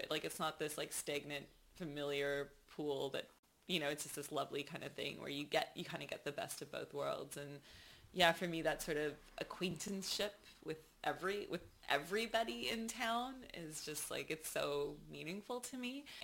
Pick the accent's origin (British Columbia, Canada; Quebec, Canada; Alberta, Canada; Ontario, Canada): Ontario, Canada; Mississauga; so I'm actually from just outside of Toronto. There's like this suburb uh, called Mississauga, which is where I was born, and um, I spent a lot of time uh, there as a child